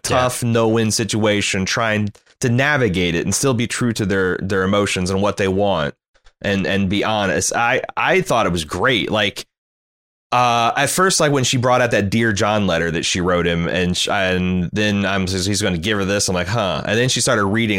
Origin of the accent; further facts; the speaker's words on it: United States; as an American living in the, the early tw, going into the twenty-first century